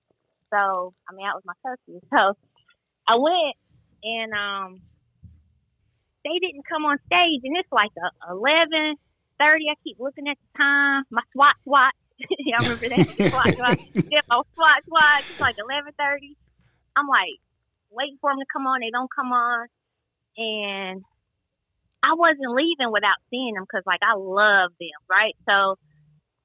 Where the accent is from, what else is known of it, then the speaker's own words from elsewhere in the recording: Greensboro, North Carolina, United States; I was from here, and every interview you hear me say, I'm from Greensboro, North Carolina, they thought that I lived in New York